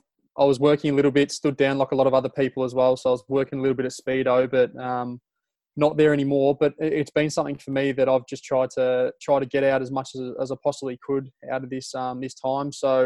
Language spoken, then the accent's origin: English; Melbourne, Victoria, Australia; born or raised there; also born or lived in Nottingham, England / Malaysia